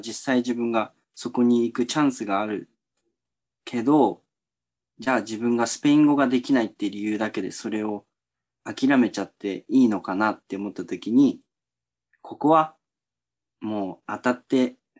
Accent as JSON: {"language": "Japanese", "region": "Chiba", "country": "Japan", "tie": "born or raised there", "also_born_or_lived": "Kagoshima Prefecture / El Salvador", "said": "地元の千葉県の中学校で働いていて"}